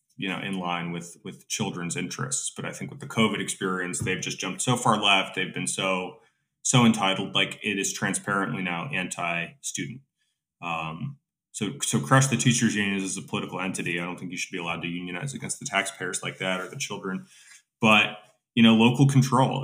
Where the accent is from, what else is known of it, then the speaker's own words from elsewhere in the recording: United States; as an American